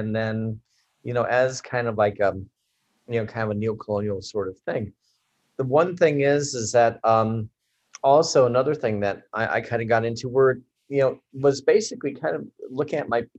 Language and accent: English; Chicago, Illinois, United States; because I was from Chicago at the time.